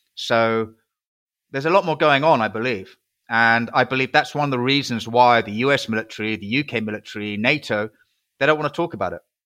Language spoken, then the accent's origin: English; United Kingdom; I'm a British patriot.